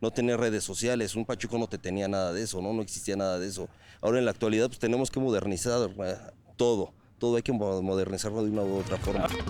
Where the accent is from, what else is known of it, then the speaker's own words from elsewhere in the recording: Piedras Negras, Coahuila, Mexico; Venimos de Piedras Negras, Coahuila, eh, representando desde allá la frontera norte de nuestro país